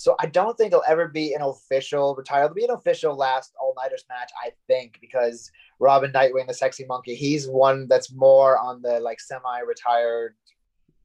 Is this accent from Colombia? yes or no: no; Canada; also born or lived in United States / Florida; now in Manchester, United Kingdom; I usually get a couple of Thanksgivings because I'm Canadian, but I lived in the States